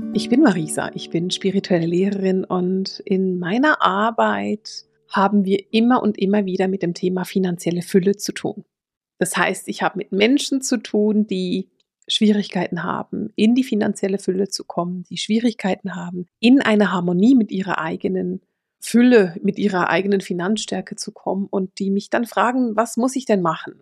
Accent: Switzerland; Ich bin Schweizerin.

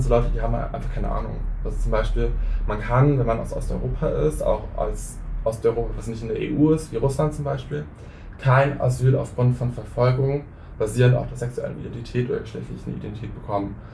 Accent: Hünsborn, North Rhine-Westphalia, Germany; moved away; das Gebäude, wo ich groß geworden bin

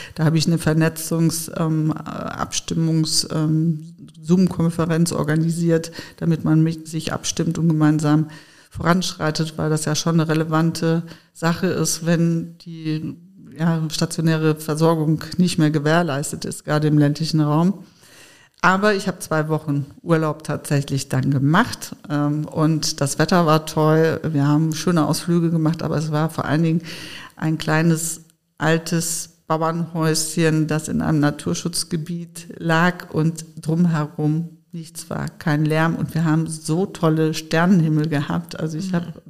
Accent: Sauerland, North Rhine-Westphalia, Germany; moved away as an adult; also born or lived in Frankfurt; ich bin im Sauerland groß geworden, sehr ländlich

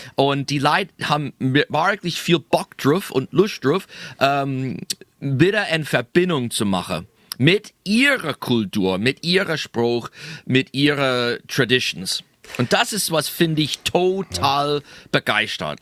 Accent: near Hamburg, Pennsylvania, United States; accent: Pennsylvania German; German is a second language; in die kleine Städte Hamburg, äh, nicht so weit weg, wo ich aufgewachsen bin.

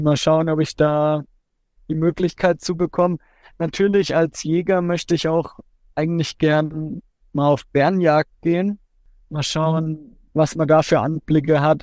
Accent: Coburg, Bavaria, Germany; Heimat ist für mich mein Zuhause, da wo ich aufgewachsen bin, da wo meine Familie, meine Freunde alle zusammen sind. Und es ist für mich immer schön, in Coburg zu sein. Und ich bin auch froh, dass ich ja, 25 Jahre von meinem Leben jetzt hier verbracht habe

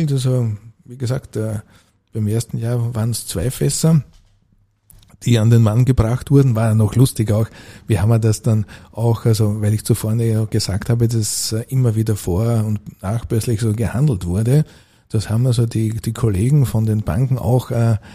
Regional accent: Burgenland, Austria; war dann also auch also bei uns im dörflich, kann man aus dem mittleren Burgenland, also als Obmann tätig.

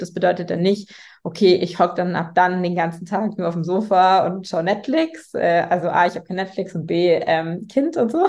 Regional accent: Munich, Bavaria, Germany; ich bin in äh, München geboren und aufgewachsen

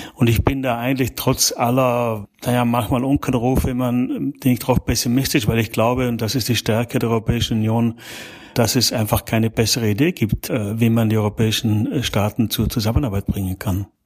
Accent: South Tyrol, Trentino-Alto Adige, Italy; also born or lived in Germany; now in Belgium; Ich bin gebürtig aus, aus Südtirol, ja. Also ich bin sozusagen in Italien geboren und dann, wie man modern sagen würde, ethnischer Österreicher und ein angelernter Deutscher.

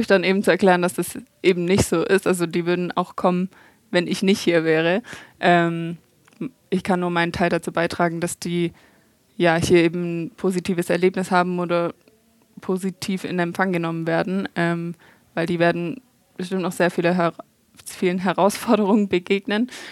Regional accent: Stuttgart, Baden-Württemberg, Germany; ich komme ja aus Stuttgart

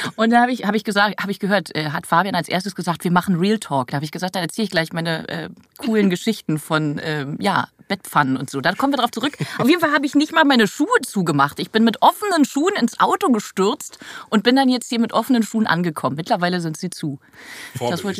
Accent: Berlin, Germany; Charlottenburg-Wilmersdorf, Berliner Straße. Berliner Straße, Charlottenburg-Wilmersdorf, da in der Nähe vom, vom ähm, Dingsbums, Bayerischen Platz. Da bin ich groß geworden

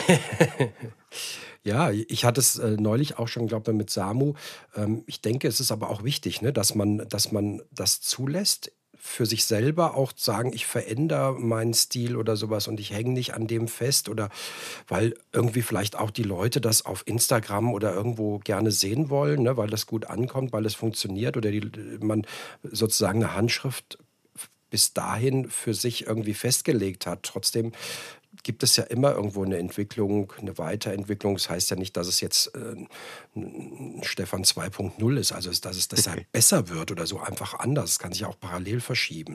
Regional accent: Frankfurt area, Hesse, Germany; moved away; dass ich ja auch äh, gebürtig Hesse bin, also auch im, im Raum Frankfurt

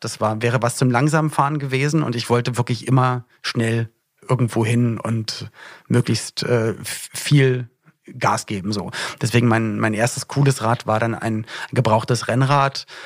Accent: Berlin, Germany; moved away; also born or lived in Cologne; ich komme eigentlich auch aus Berlin und da, wo ich aufgewachsen bin in Berlin

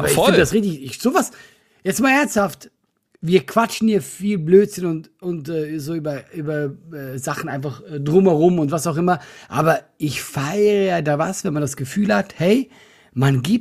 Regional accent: Switzerland; Als Schweizer?

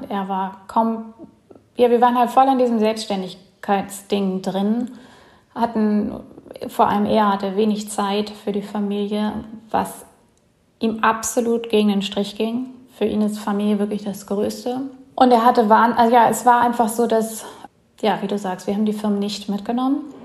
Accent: Bremen, Germany; moved away as an adult; now in Mellieħa, Malta; ursprünglich komme ich aus Bremen, beziehungsweise habe da länger gewohnt

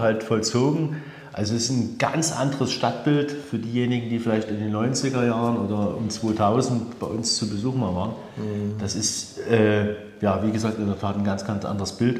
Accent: Dresden, Saxony, Germany; als Dresdner

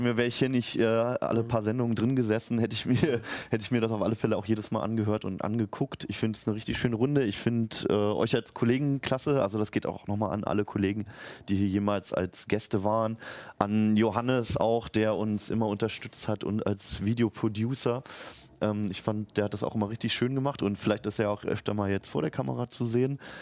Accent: Berlin, Germany; born or raised there; moved away as an adult; now in Hannover, Germany

